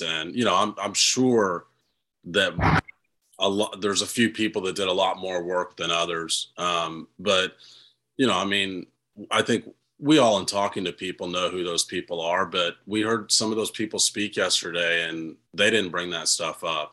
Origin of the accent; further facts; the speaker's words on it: Kansas City, Missouri, United States; I'm from Kansas City